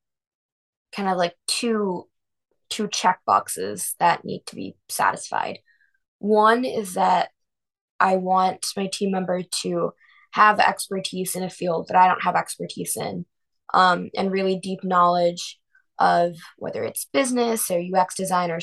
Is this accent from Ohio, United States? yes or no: yes; Avon, Ohio, United States; We grew up in Avon, same town in Cleveland together